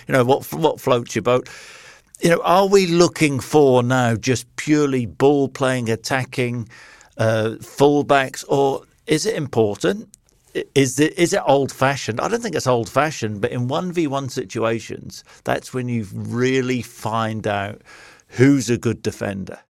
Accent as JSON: {"language": "English", "town": "Nottingham", "region": "East Midlands", "country": "United Kingdom", "tie": "born or raised there", "said": "I was born in Nottingham. uh, used to support Forrest as, as a kid"}